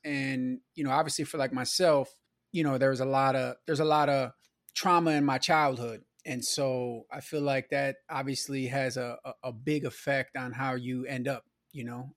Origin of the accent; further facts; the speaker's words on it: Milwaukee, Wisconsin, United States; I grew up in Milwaukee, you know, on the south side, my childhood was in the nineties